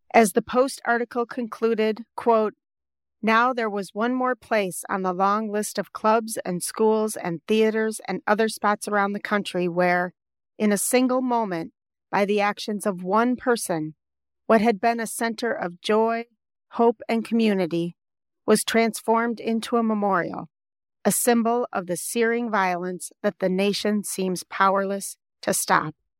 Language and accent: English; Wisconsin, United States; I'm from Wisconsin, where brandy is the alcohol of choice